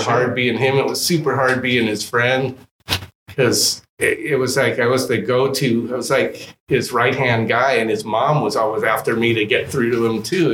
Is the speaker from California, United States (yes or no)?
yes; Los Angeles, California, United States; also born or lived in Humboldt County, California; a kid that grew up